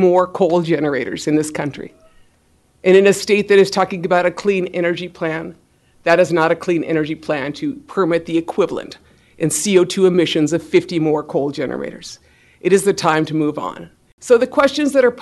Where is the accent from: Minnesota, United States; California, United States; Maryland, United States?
Minnesota, United States; I represent the home team because I'm from Minnesota